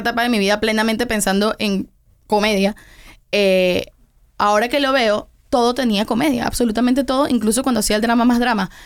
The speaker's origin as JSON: {"language": "Spanish", "country": "Venezuela", "tie": "born or raised there", "also_born_or_lived": "Tenerife, Spain", "moved": "yes", "lives_now": "Miami, United States", "said": "nos fuimos a Venezuela cuando yo tenía como un año. Entonces realmente yo me crié completamente en Venezuela"}